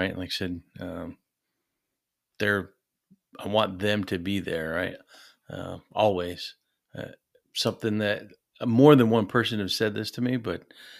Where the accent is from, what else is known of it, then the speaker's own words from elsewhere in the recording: New York, United States; also born or lived in North Carolina / Arizona; But before that, I grew up in upstate New York. So about a stone's throw away from Canada.